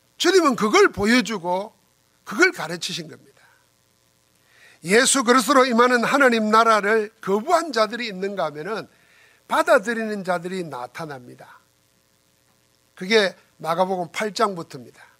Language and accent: Korean; South Korea; 여러분과 나는 한국 사람이지만은